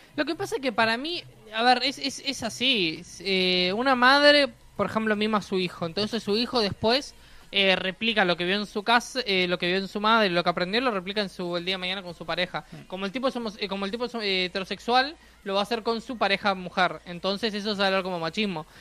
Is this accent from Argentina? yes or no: no; Uruguay